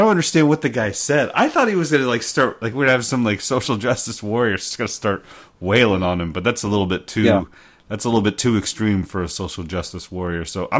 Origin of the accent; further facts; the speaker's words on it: Oklahoma, United States; I grew up in Oklahoma, which was home to the commercial.